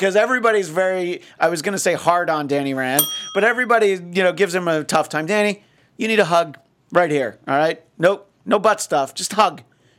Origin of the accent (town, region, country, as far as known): United Kingdom